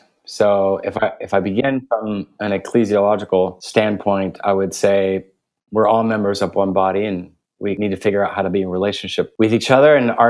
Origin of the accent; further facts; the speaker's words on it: Guatemala City, Guatemala Department, Guatemala; I was born and raised in Guatemala City. My parents were missionaries. I have two sisters. My parents put us in an Austrian school, so we spoke English at home, Spanish with our friends, German at school.